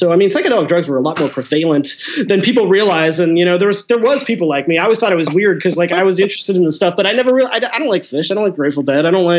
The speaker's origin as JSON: {"language": "English", "town": "Seattle", "region": "Washington", "country": "United States", "tie": "born or raised there", "said": "I'm from Seattle, and you know, I'm pushing 40 now, but growing up in the 90s, you know, it was just all like the grunge stuff."}